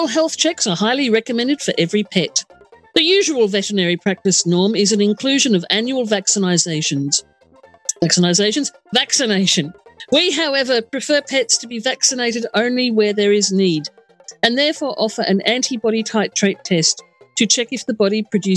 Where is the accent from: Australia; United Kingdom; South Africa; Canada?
Australia; Adelaide, South Australia; It's in my hometown